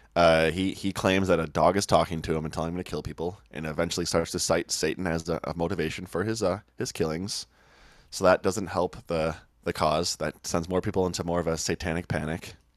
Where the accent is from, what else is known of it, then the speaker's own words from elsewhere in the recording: Oak Park, Illinois, United States; also born or lived in Chicago; I grew up in Oak Park, just next to Chicago.